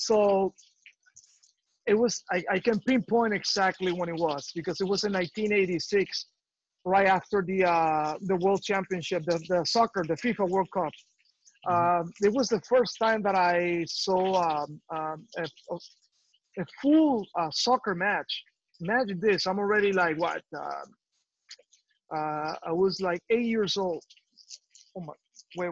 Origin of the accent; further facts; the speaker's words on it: Cuba; moved away; There's no soccer court in my hometown